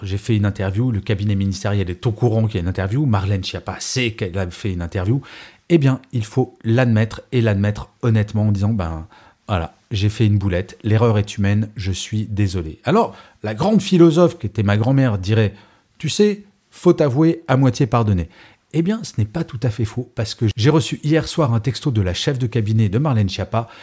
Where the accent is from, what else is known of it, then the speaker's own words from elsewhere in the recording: Grenoble, Auvergne-Rhône-Alpes, France; D'origine, je suis grenoblois.